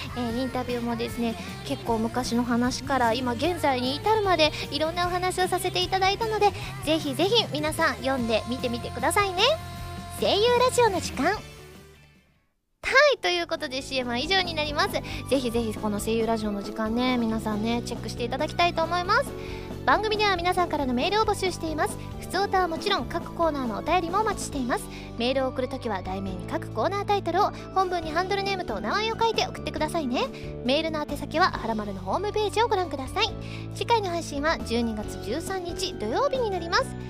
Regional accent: Osaka, Japan; 私の地元大阪

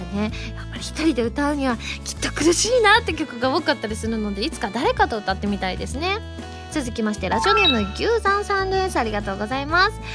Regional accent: Osaka, Japan; moved away; 故郷の大阪ですよ

